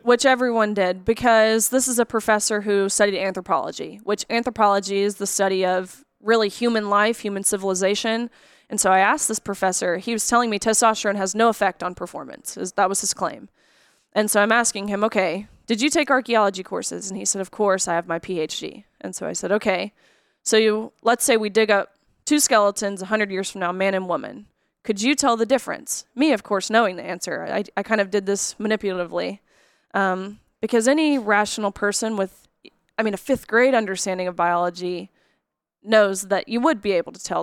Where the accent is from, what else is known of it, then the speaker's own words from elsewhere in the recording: Nashville, Tennessee, United States; I grew up here in Nashville